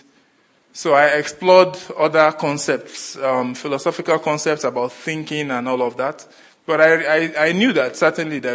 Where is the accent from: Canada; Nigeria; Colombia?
Nigeria; moved away as an adult; now in Australia; I come from Nigeria, and I migrated to Australia in 2017 with my family.